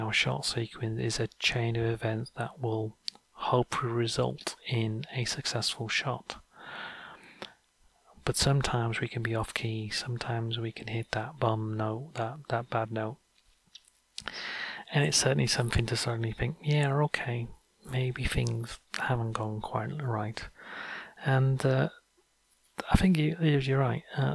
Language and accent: English; North Wales, United Kingdom; I grew up in North Wales